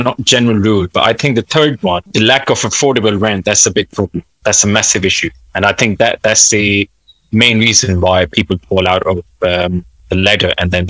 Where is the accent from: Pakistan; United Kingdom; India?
Pakistan; moved away; I wasn't born in here. I was born in Pakistan. I came in here in 2009.